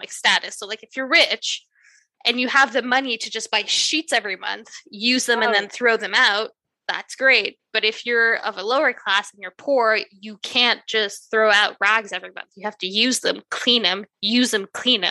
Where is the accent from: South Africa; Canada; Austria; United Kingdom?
Canada; I'm Canadian, we say hoser